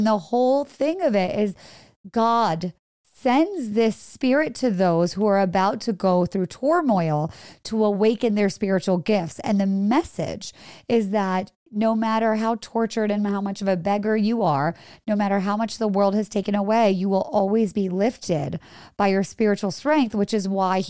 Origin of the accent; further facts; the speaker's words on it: India; born there; You know, my parents are from India. I was born in India.